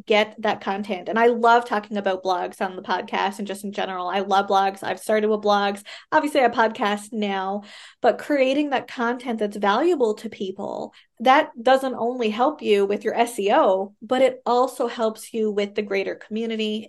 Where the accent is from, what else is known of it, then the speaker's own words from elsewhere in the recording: Canada; I am a Canadian social worker